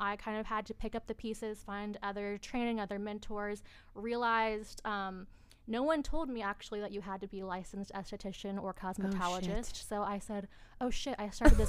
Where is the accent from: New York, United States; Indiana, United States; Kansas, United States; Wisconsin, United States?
Indiana, United States; South Side; I was born and raised on the South Side.